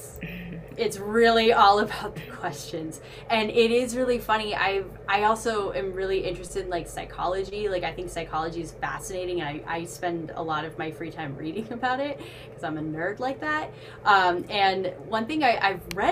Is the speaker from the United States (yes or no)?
yes; Boston, Massachusetts, United States; I'm from Boston